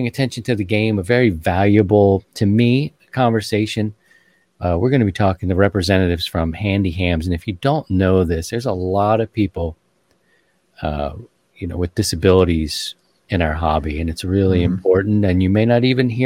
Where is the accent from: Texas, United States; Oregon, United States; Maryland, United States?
Maryland, United States; Baltimore; I'm from Baltimore. I'm a Ravens fan